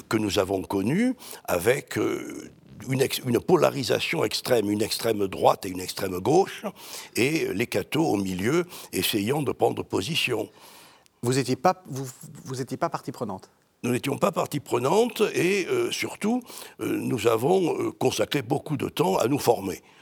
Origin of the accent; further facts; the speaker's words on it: Marseille, Provence-Alpes-Côte d'Azur, France; born there; accent: Marseille; now in Paris, France; Je suis né à Marseille, j'ai perdu mon accent en montant à Paris.